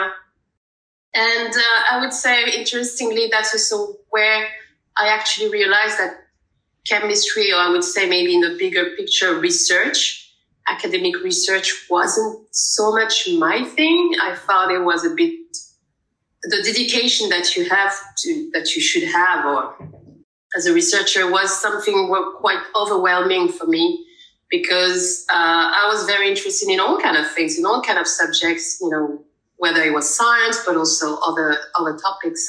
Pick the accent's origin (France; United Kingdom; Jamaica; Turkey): France; Paris, Île-de-France; moved away as an adult; now in The Hague, Netherlands; originally, I'm from Paris, France